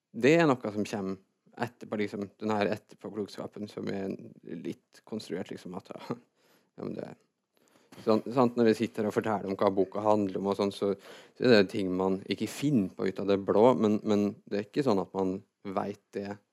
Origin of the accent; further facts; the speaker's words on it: Fredrikstad, Østfold, Norway; also born or lived in Trøndelag; jeg er født i Trøndelag, og så flytta jeg fra når jeg var seks, til Fredrikstad